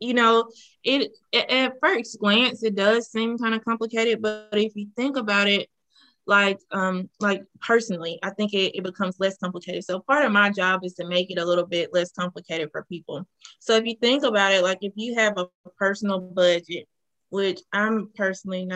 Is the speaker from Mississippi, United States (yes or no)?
yes; Madison, Mississippi, United States; I'm a native of Mississippi. I grew up in Madison, Mississippi